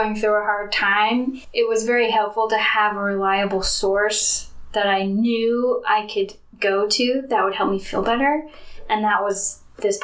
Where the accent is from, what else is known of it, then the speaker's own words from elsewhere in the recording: Mapleton, Utah, United States; I am from Mapleton, Utah. I grew up there, went to Springville High School